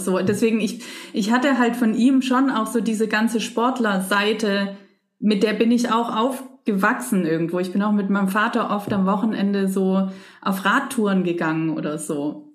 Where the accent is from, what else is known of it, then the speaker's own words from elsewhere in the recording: Leinfelden-Echterdingen, Baden-Württemberg, Germany; also born or lived in Stuttgart; Also ich bin in Stuttgart geboren, aber außerhalb, ein bisschen außerhalb gelebt. Und das war halt, oder ist, meine Eltern wohnen ja immer noch da, ein kleines ein kleines Städtchen, Leinfelden